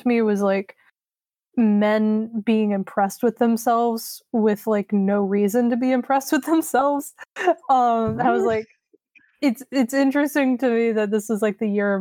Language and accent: English; the South, United States; I'm from the South